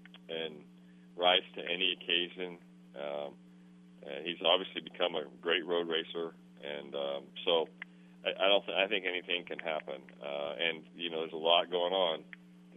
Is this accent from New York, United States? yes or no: no; near Tri-City Speedway, Pennsylvania, United States; a place called Tri-City Speedway near my hometown